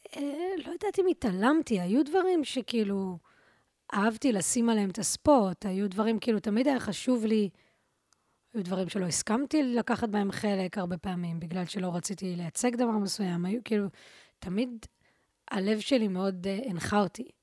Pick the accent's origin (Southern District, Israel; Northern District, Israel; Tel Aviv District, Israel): Tel Aviv District, Israel; Tel Aviv; גדלתי ברחוב מה זה, ממש כאילו מול בית ספר לאומנויות